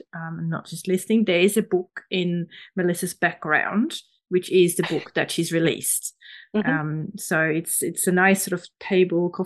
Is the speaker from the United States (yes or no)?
no; Switzerland; moved away; I'm from Switzerland originally